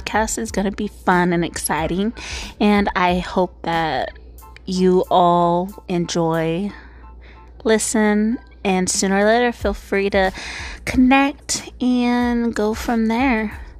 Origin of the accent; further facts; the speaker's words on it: California, United States; born and raised in California, good old Golden State. You know, don't really travel much outside of the country. USA girl.